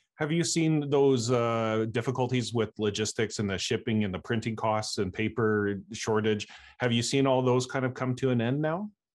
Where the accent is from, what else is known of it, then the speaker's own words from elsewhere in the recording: Canada; I'm a Canadian